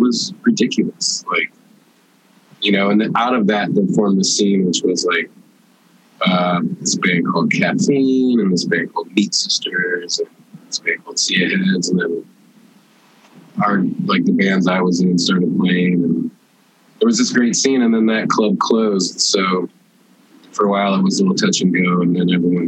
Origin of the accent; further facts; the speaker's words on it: St. Louis, Missouri, United States; moved away as an adult; now in Chicago, United States; I grew up in St. Louis